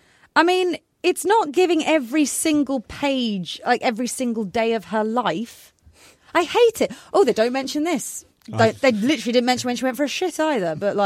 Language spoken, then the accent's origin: English; North Carolina, United States; born there; And I was born in North Carolina. It's a pretty big state.